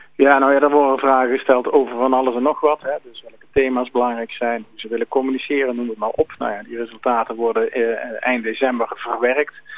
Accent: Langenboom, North Brabant, Netherlands; ik kom uit Langeboom

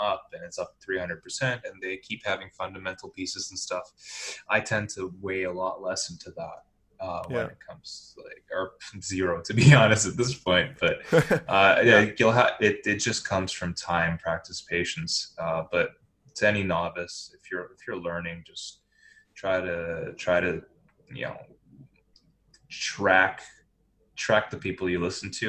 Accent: Montreal, Quebec, Canada; I was born in Montreal, so it's a French thing.

